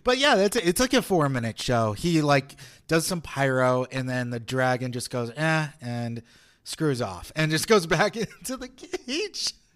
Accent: Las Vegas, Nevada, United States; also born or lived in Northridge, California; I grew up uh, here in Las Vegas, but I was not born here. I wa-, I was born in California in nineteen eighty-eight.

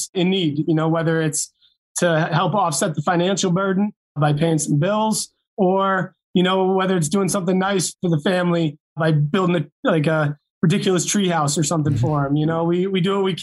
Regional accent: Massachusetts, United States; Growing up in Massachusetts

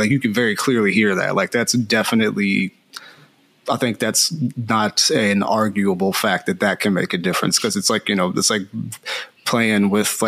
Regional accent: Philadelphia, Pennsylvania, United States; moved away as an adult; now in California, United States; I'm from the East Coast, so I'm from Philadelphia. And I moved out to California back in 2015

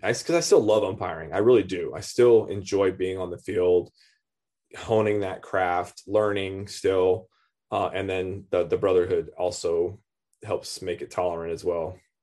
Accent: Lancaster, California, United States; moved away; also born or lived in Florida; I was born in California

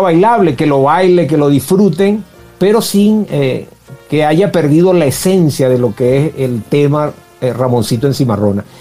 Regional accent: Ciudad Bolívar, Bolívar, Venezuela; moved away as an adult; now in United States; Me vine de Venezuela, soy de Ciudad Bolívar, de, la región guayana de Venezuela

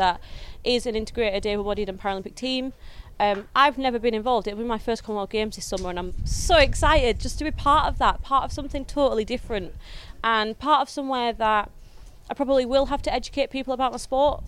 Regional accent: the north of England, United Kingdom; I'm a northern girl.

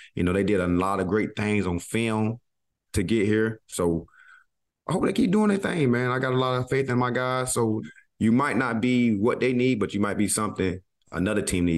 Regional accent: the South, United States; I'm from the South

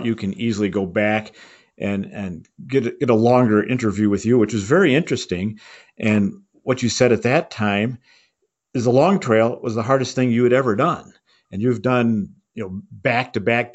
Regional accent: Colorado, United States; I'm from Colorado

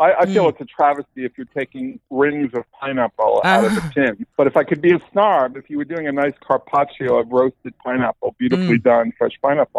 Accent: New York City, New York, United States; I grew up in New York, which you can probably tell from my accent.

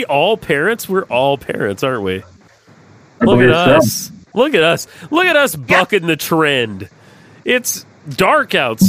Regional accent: Georgia, United States; now in Tennessee, United States; Georgia went blue, my home state, though.

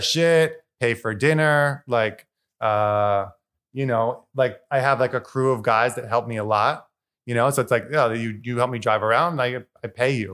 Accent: Eastern Long Island, New York, United States; moved away as an adult; now in New York City, United States; I was brought up in Eastern Long Island

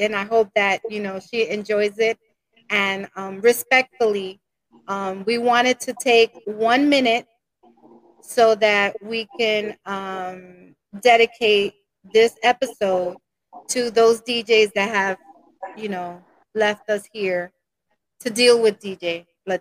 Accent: New York City, New York, United States; I grew up in Washington Heights

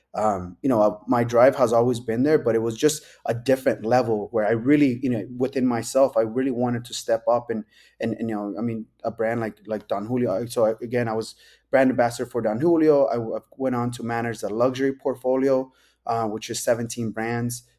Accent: Las Vegas, Nevada, United States; born and raised in Vegas

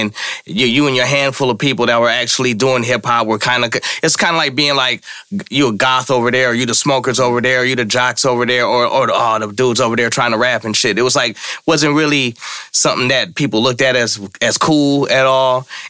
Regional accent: Oakland, California, United States; we grew up in the same neighborhood in same areas in East Oakland.

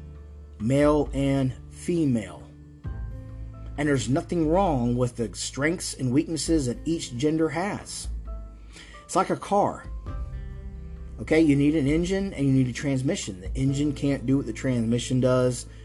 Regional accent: North Florida, United States; I grew up in North Florida, okay? All right, so it's very Southern

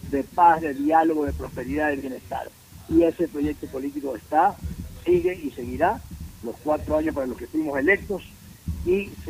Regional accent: Ecuador; con salir adelante como somos los ecuatorianos pujantes.

